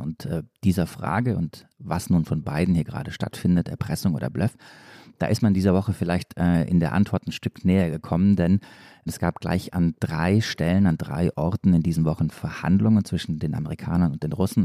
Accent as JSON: {"language": "German", "town": "Stuttgart", "region": "Baden-Württemberg", "country": "Germany", "said": "komme ich ja aus Stuttgart"}